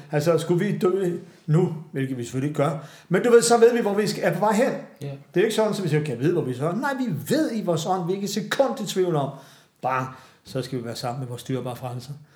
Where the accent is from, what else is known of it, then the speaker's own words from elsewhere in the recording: Glostrup, Capital Region of Denmark, Denmark; nu er jeg fra Københavns Vestegn